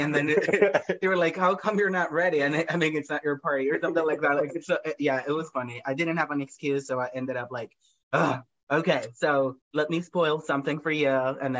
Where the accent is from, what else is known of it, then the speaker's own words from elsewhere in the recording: Medellín, Antioquia, Colombia; English is a second language; moved away as an adult; now in United States; I was born and raised in Colombia, South America. And that's where all my family still is.